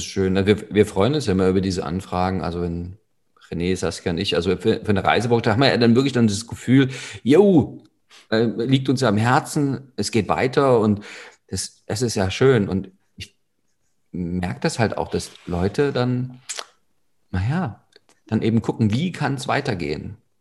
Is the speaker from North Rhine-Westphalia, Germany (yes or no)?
no; Saxony, Germany; bei uns in Sachsen